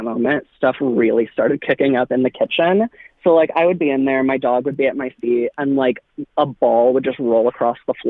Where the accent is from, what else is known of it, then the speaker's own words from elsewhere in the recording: Anaheim, California, United States; now in Nashville, United States; I am originally from Anaheim. I grew up literally right behind Disneyland